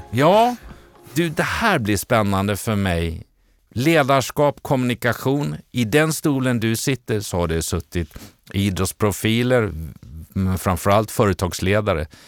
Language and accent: Swedish; Borås, Västra Götaland, Sweden; now in Stockholm, Sweden; Jag har ju mina rötter, inte från Luleå, men väl från Borås